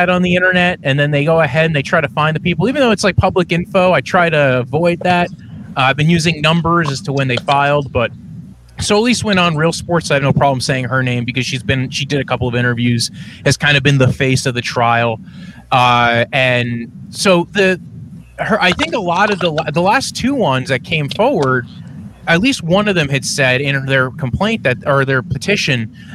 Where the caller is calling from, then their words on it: New Jersey, United States; I am I'm telecasting from New Jersey, uh, Browns fan from New Jersey, strangely enough.